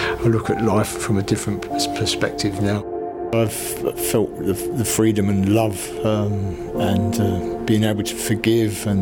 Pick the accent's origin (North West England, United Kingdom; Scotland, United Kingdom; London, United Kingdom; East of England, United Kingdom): London, United Kingdom; moved away as an adult; now in Peterborough, United Kingdom; I was brought up in East London, quite a difficult place